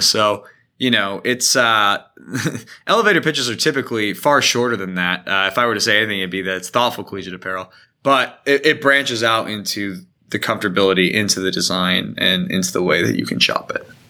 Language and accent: English; Indiana, United States; born or raised there; also born or lived in Michigan